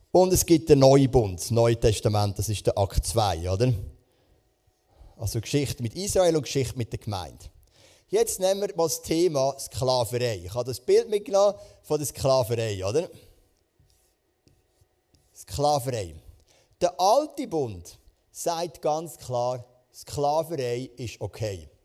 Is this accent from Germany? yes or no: no; Switzerland; Das ist ja auch eine Art so ein König bei uns in der Schweiz, oder?